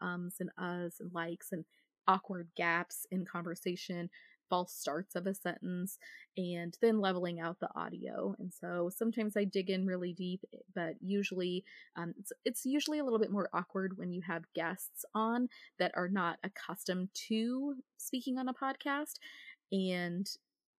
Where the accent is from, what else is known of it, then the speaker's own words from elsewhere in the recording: Northern Idaho, United States; moved away; I'm from Northern Idaho originally. And so a lot of kids that most of my friends when I was growing up were homeschooled.